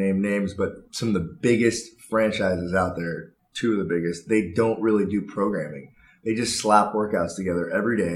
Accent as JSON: {"language": "English", "town": "Newport Beach", "region": "California", "country": "United States", "tie": "born or raised there", "said": "I grew up in Newport Beach"}